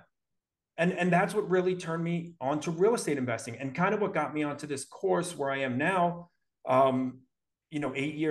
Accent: New York City, New York, United States; moved away; I grew up in Brooklyn

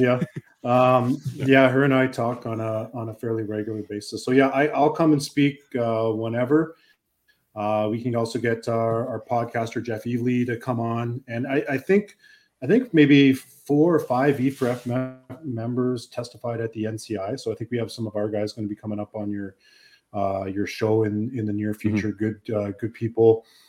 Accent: Canada; us as Canadian citizens

